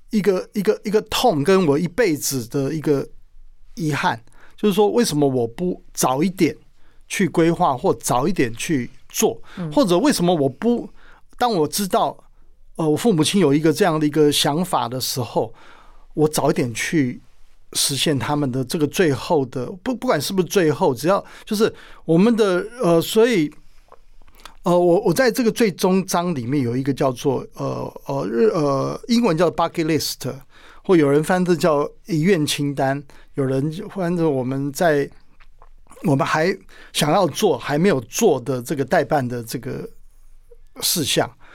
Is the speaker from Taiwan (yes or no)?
yes; Penghu County, Taiwan; moved away; 我一直很想念我的故乡澎湖